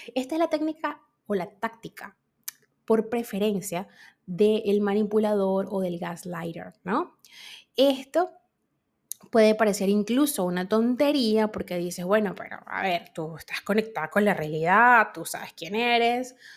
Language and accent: Spanish; Venezuela